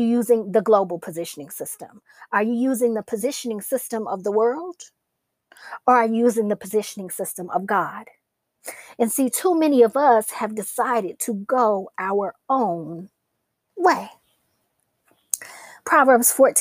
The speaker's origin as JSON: {"language": "English", "town": "Atlanta", "region": "Georgia", "country": "United States", "tie": "born or raised there", "said": "I'm from Atlanta. I've lived in this city my entire life. I'm a true Georgia peach"}